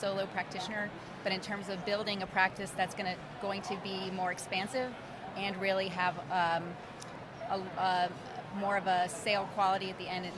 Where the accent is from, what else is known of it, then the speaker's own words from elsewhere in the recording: Orlando, Florida, United States; I'm from Orlando, Florida